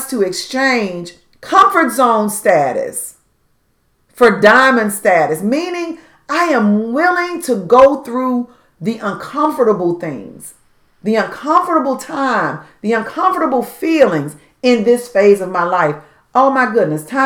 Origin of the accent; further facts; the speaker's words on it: Washington, District of Columbia, United States; growing up in Southeast Washington, D.C.